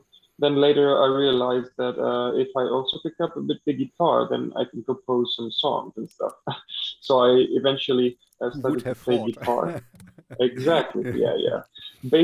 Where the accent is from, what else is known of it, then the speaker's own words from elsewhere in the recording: Athens, Attica, Greece; first language Greek; English is a second language; moved away as an adult; now in Berlin, Germany; I'm from Greece, Athens. And this is where I grew up, actually. But now I'm living permanently in Berlin, Germany